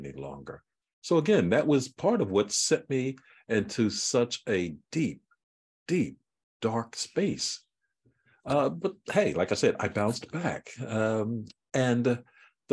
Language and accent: English; Philadelphia, Pennsylvania, United States; I grew up in Philadelphia, North Philadelphia